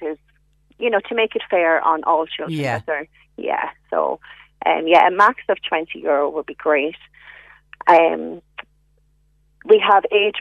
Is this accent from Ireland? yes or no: yes; Kildare, Leinster, Ireland; now in Offaly, Ireland; I'm in Offaly right now, but I'm a Kildare woman. I'm from Kildare.